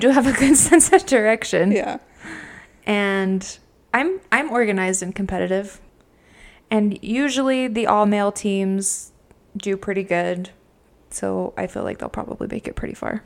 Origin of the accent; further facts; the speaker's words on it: Utah, United States; we are from Utah